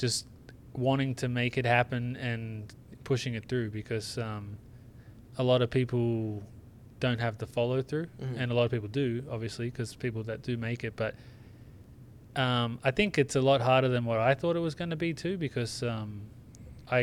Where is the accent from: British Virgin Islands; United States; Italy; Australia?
Australia; moved away; I was a kid growing up in Australia